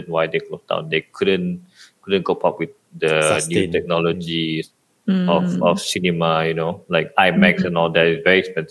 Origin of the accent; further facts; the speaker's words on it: Sarawak, Malaysia; moved away as an adult; now in Kuala Lumpur, Malaysia; I'm from Sarawak